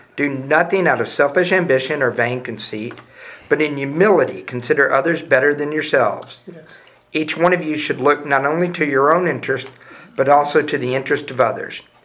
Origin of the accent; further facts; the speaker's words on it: Houston, Texas, United States; I'm from Houston, so we're both from Texas.